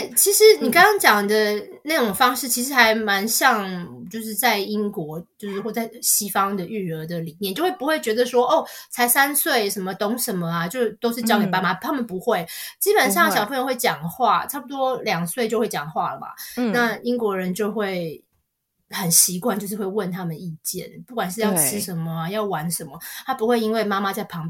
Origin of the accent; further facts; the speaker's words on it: Taiwan; 那这个一开始我也当然一开始就是有点文化冲击，因为我们小时候在台湾。